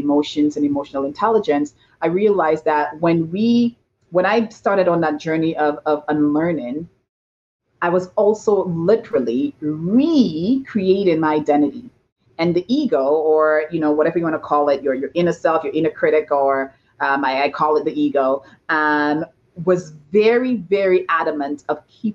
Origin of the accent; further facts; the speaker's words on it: St. Lucia; now in Toronto, Canada; I was born and raised in St. Lucia in a tiny village called Bas Labowee